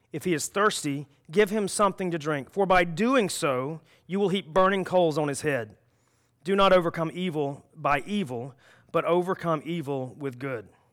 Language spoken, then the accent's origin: English; South Carolina, United States; I was born in South Carolina